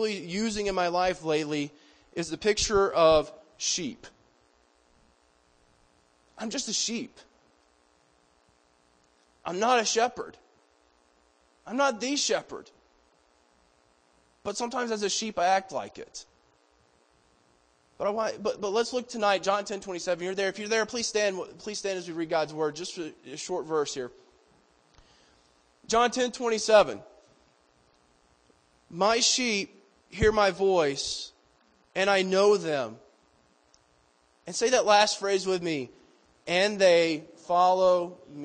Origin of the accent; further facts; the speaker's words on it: Georgia, United States; moved away as an adult; now in Colorado, United States; a Georgia boy who grew up in the boonies of Georgia? I grew up on Hog Mountain Road between Possum Creek and Dry Pond.